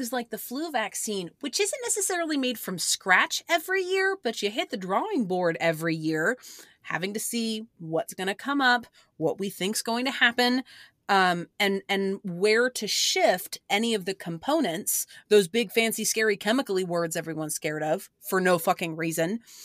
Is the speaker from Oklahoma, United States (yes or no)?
yes; Oklahoma, United States; born or raised there